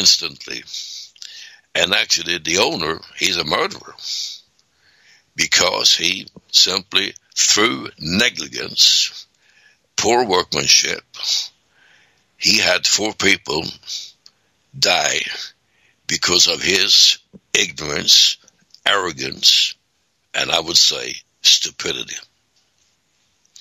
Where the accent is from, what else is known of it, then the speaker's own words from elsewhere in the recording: Sweden; moved away; I was born 1939 in Sweden, and we didn't have any toilets